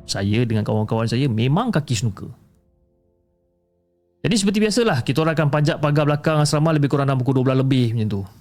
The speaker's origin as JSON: {"language": "Malay", "town": "Seremban", "region": "Negeri Sembilan", "country": "Malaysia", "said": "dan saya berasal daripada Negeri Sembilan. Okey, daripada Sekemban, Negeri Sembilan."}